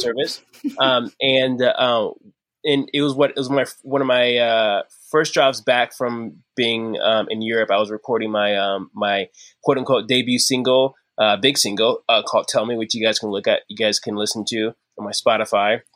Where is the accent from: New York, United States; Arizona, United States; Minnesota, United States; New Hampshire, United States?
Arizona, United States; I'm from Arizona.